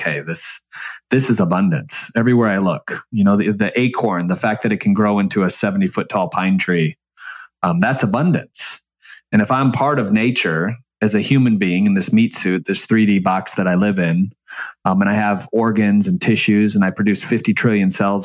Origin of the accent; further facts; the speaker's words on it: Michigan, United States; growing up in Michigan and you know, the bottom, very, very, very bottom of the middle class